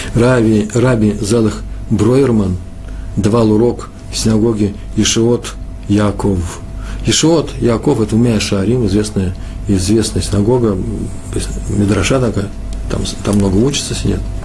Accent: Moscow, Russia; Я из Москвы.

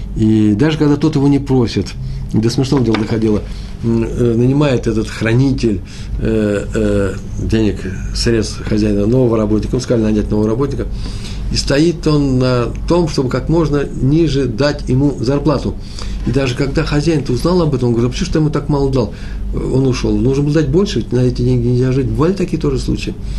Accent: Moscow, Russia; Я из Москвы, мои предки из Чернобыля

